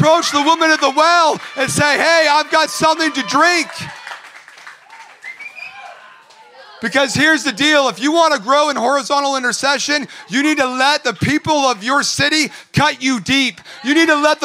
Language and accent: English; Orange County, California, United States; also born or lived in Redding, California; I grew up in Orange County.